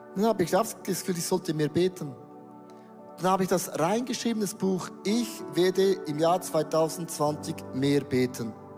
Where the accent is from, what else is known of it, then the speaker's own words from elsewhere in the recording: Switzerland; wir sind ja Schweizer